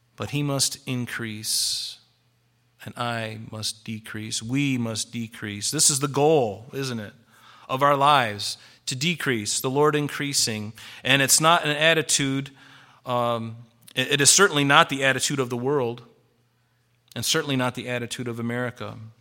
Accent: United States; I'm a Christian first and I'm an American second

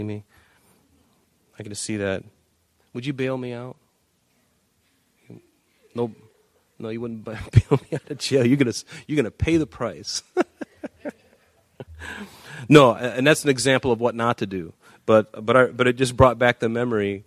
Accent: Northport, Michigan, United States; we grew up in Northport, Michigan.

